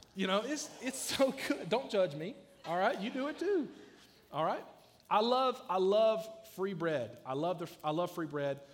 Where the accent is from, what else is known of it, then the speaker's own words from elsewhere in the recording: South Georgia, United States; I grew up in South Georgia where a lot of people can barely read and write